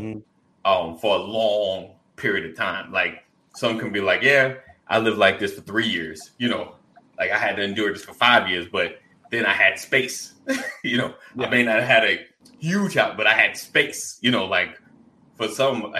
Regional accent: United States; as African American, Black Americans

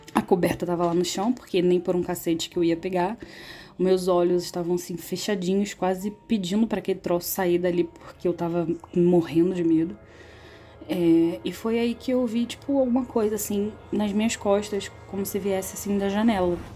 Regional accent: Rio de Janeiro, Brazil; eu sou do Rio de Janeiro

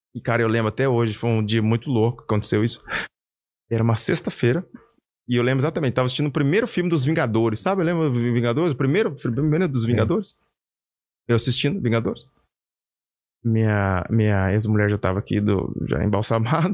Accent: Caçapava, São Paulo, Brazil; moved away; also born or lived in Curitiba; morava aqui no interior de São Paulo, Caçapava.

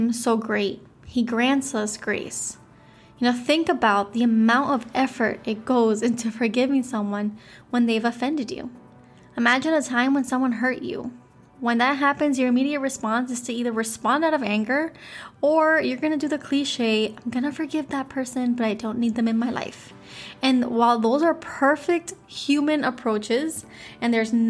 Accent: Miami, Florida, United States; I'm from Miami, Florida

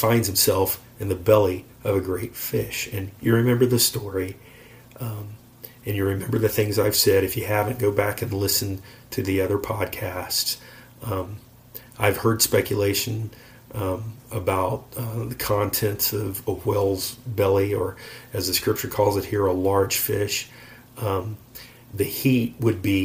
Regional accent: Florida, United States; we are from Florida and we've lived near the beach

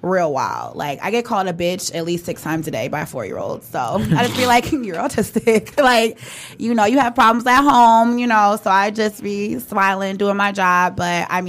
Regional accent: Redford, Michigan, United States; I grew up in Redford for a long time

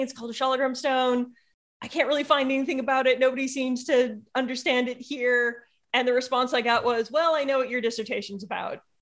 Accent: United States; being an American

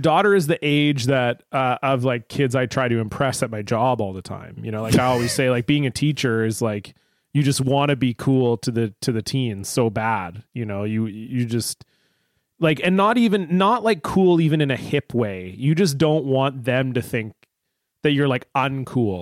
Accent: Canada; I grew up in Canada

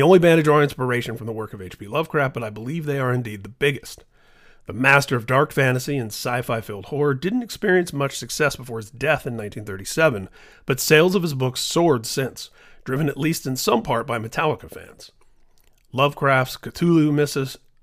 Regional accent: Indianapolis, Indiana, United States; my hometown of Indianapolis

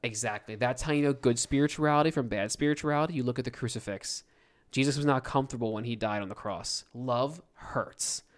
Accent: United States; We're from the United States

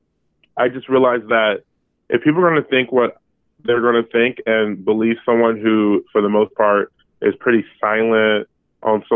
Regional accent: Berkeley, California, United States; also born or lived in Modesto, California; now in Brooklyn, United States; I'm from the 510, and I'm from Berkeley, California, and proud of it.

